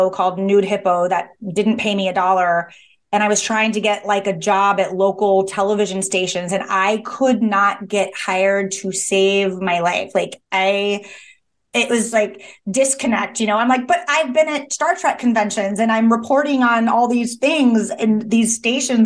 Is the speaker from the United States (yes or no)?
yes; Midwest, United States; I'm from the Midwest